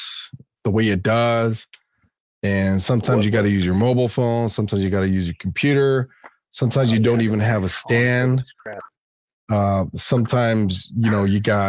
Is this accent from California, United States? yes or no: yes; Los Angeles, California, United States; my hometown